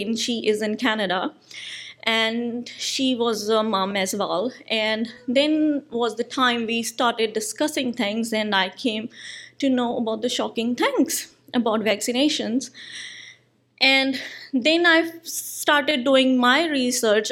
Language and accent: English; India; moved away as an adult; now in New Zealand; I'm an Indian citizen. I moved to New Zealand in 2015.